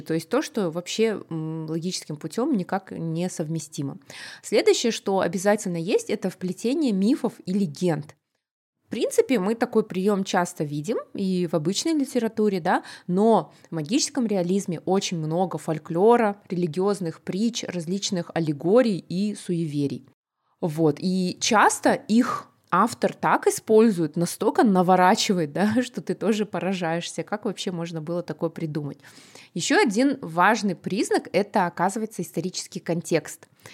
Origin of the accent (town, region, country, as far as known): Kazakhstan